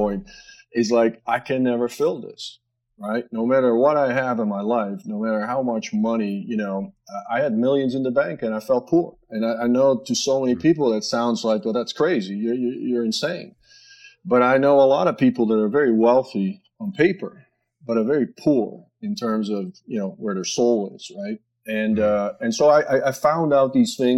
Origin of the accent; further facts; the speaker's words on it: a little town outside Amsterdam, North Holland, Netherlands; moved away as an adult; born and raised just in a little sleeper town outside Amsterdam